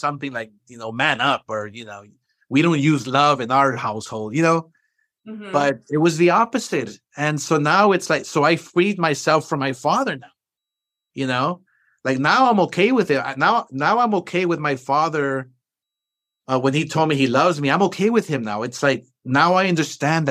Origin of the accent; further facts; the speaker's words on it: Los Angeles, California, United States; I'm this kid from East